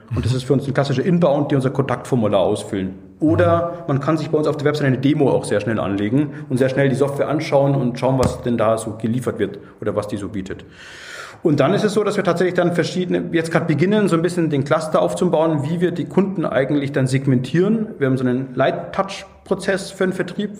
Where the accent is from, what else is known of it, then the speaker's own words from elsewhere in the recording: Munich, Bavaria, Germany; now in Augsburg, Germany; ich bin eigentlich, ähm, gebürtiger Münchner